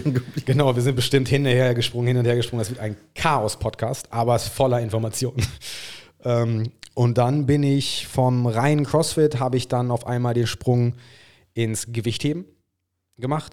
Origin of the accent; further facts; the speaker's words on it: England, United Kingdom; German is a second language; Ich bin Engländer